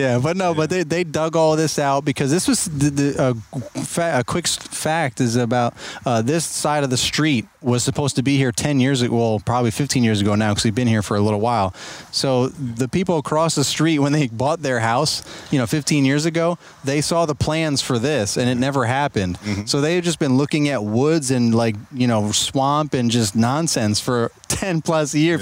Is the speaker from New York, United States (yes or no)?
yes; New York, United States; now in Virginia, United States; I was born and raised in New York and moved down to Virginia